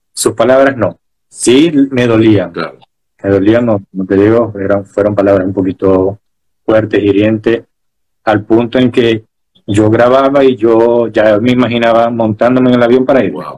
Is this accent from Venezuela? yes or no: yes; Maracaibo, Zulia, Venezuela; now in Chile; yo soy maracucho y sé que la gente me dice, pero dice, no, pero no parece maracucho. Y yo, sí, lo sé, pero soy maracucho